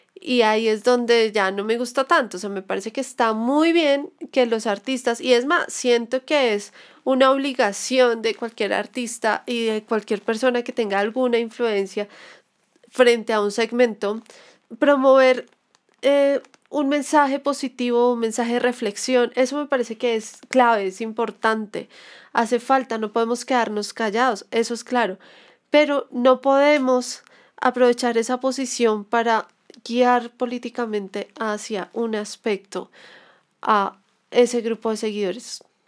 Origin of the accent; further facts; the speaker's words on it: Colombia; como colombianos deberíamos estar un poco más unidos